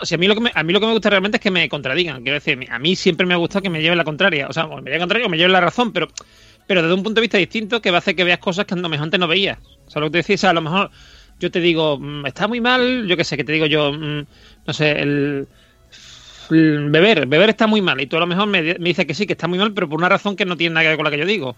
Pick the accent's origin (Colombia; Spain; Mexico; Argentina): Spain; Andalusia; Esta gente son de mi tierra